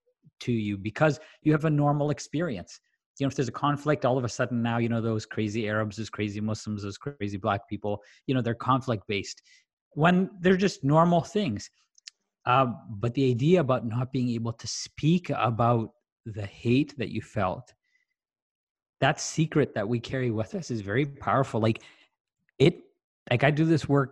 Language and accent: English; Tanzania; moved away; I grew up in Tanzania, and British culture was king